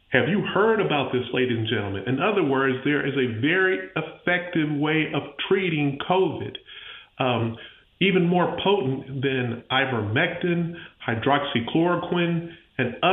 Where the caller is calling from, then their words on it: Pensacola, Florida, United States; I'm calling from Pensacola, Florida